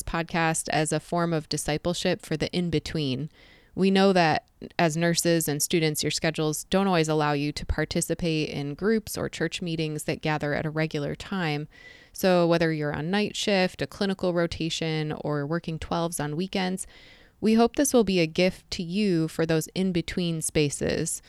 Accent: Southeast Michigan, United States; moved away as an adult; now in Jacksonville, United States; I've lived most of my life in Southeast Michigan, which I've been told is rather obvious from my accent

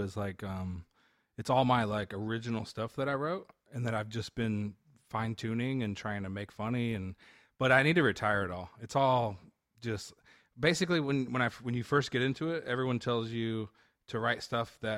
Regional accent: Texas, United States; moved away; also born or lived in California; I grew up in Texas.

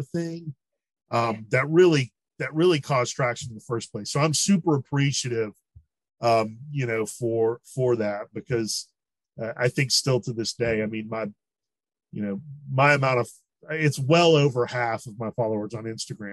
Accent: Marietta, Georgia, United States; I grew up in Marietta right outside of town

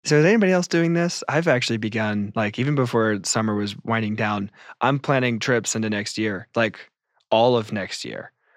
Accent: United States

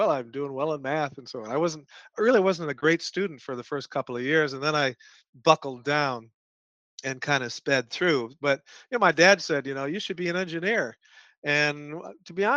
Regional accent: Evanston, Illinois, United States; moved away as an adult; also born or lived in Champaign-Urbana, Illinois; now in Austin, United States; most of my childhood was north of Chicago

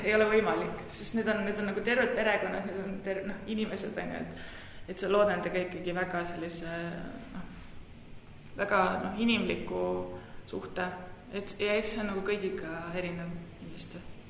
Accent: Tartu, Tartu County, Estonia; moved away as an adult; also born or lived in Manchester, United Kingdom; ma olen Tartust pärit

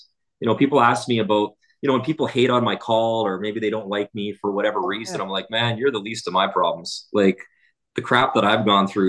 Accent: Athabasca, Alberta, Canada; born there; Athabasca, Alberta. So I was born in Athabasca, which is like 30 minutes away.

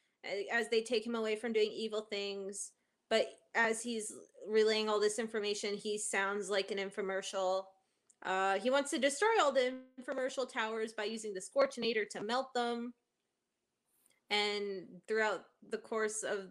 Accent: Canada; I'm Canadian

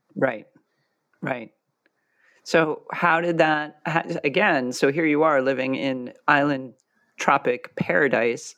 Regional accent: Westchester, New York, United States; I grew up in Westchester

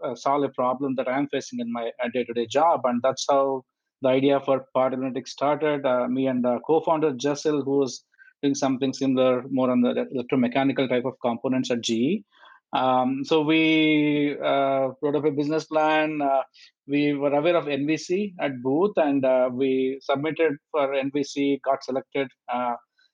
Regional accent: India; moved away as an adult; also born or lived in Auburn, Alabama, United States / Cleveland, United States; now in Milwaukee, United States; I'm originally from India

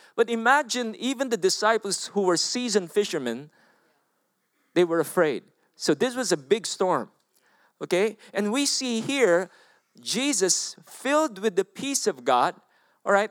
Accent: Philippines; I'm from the Philippines

